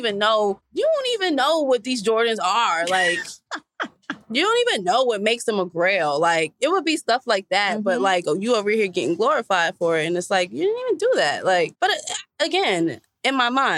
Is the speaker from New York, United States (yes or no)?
yes; New York, United States; I'm from New York.